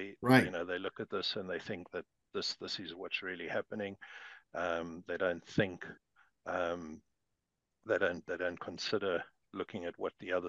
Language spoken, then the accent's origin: English; South Africa; accent: South African; moved away as an adult; now in New Zealand; I'm originally from South Africa. I'm a South African Kiwi. Moved over here in 2008.